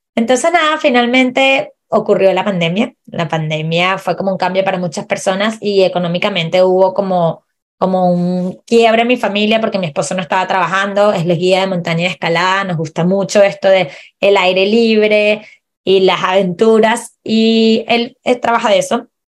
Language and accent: Spanish; Venezuela; moved away as an adult; also born or lived in Chile; now in Puerto Varas, Chile; yo soy chilena venezolana. Migré a Chile hace siete años